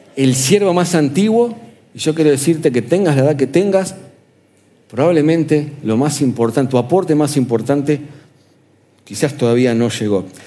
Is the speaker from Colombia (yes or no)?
no; Argentina; ¿nosotros dónde vivimos? En el sur, América Latina, Argentina.